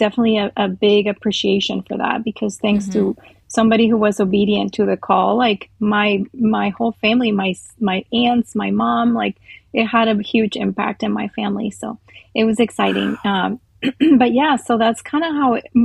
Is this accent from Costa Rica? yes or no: yes; Costa Rica; moved away; I grew up in Costa Rica.